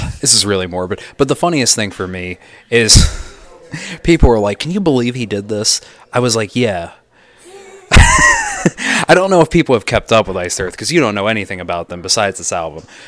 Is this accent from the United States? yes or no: yes; United States; I'm American